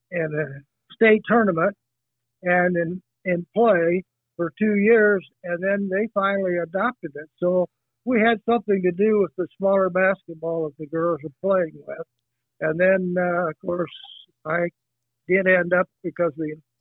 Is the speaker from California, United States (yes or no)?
no; Kansas, United States; moved away; I was born and raised in Kansas